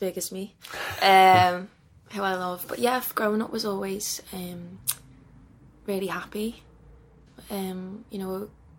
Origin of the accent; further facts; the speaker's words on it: Liverpool, North West England, United Kingdom; I loved growing up in Liverpool.